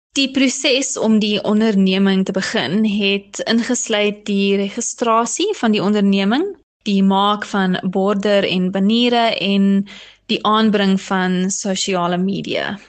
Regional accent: Johannesburg, Gauteng, South Africa; also born or lived in Stellenbosch / Thailand; Ek is van Johannesburg af

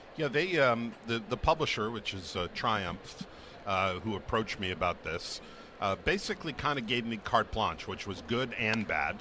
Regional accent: New England, United States; growing up in New England like so many of us did as a fan

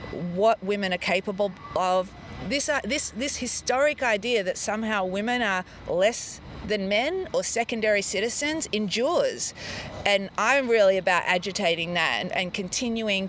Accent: Melbourne, Victoria, Australia; I did grow up in Melbourne

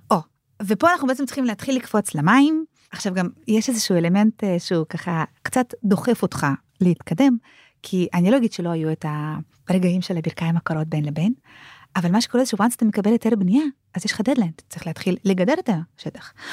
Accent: Israel; ואנחנו כישראלים

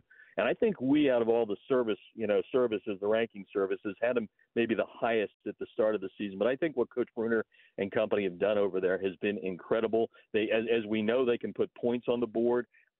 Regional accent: Pennsylvania, United States; also born or lived in New Jersey / Southern California; now in Georgia, United States; because I've lived all over the country, Southern California, I grew up in Pennsylvania, New Jersey, lived in the Midwest, you know, living here now

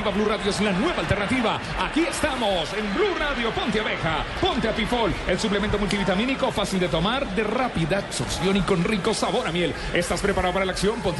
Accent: Colombia; Hoy yo les doy la mía como colombiano.

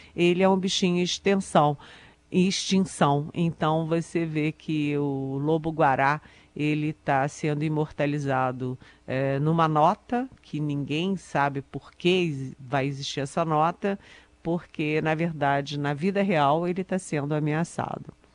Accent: Brasília, Federal District, Brazil; eu sou de Brasília, eu sou aqui do Cerrado

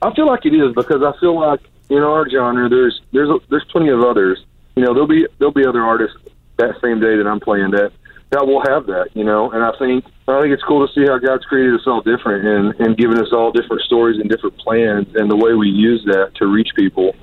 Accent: Pensacola, Florida, United States; I was born in Pensacola, Florida

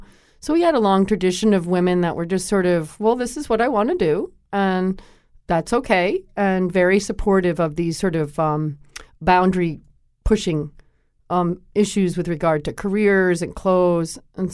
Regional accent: Connecticut, United States; I had been that way myself. I grew up in Connecticut, and I played basketball.

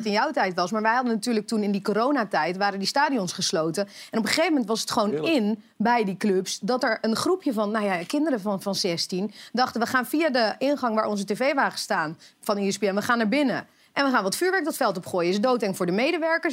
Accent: Utrecht, Netherlands; Ik kom zelf uit Utrecht, woon eh, vlakbij Lombok, Kanaalstraat

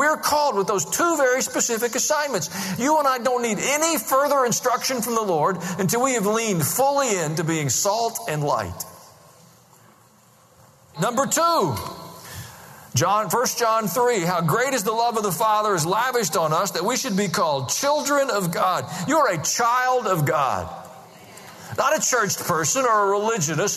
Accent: United States; also born or lived in Tennessee; I'm an American and I'm a Christian

